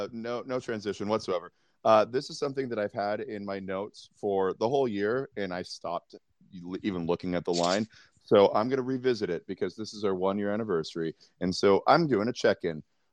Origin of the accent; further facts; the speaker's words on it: New York City, New York, United States; now in Michigan, United States; from Brooklyn, New York, currently out in the dirty mitten of Michigan.